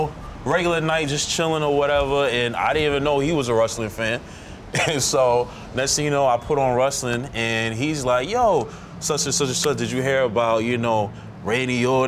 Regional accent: New York City, New York, United States; I'm from Brooklyn, from Bed-Stuy

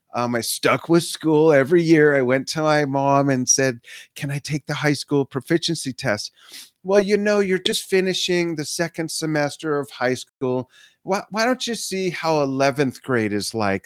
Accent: Los Angeles, California, United States; also born or lived in Inglewood, California; I grew up in the San Fernando Valley

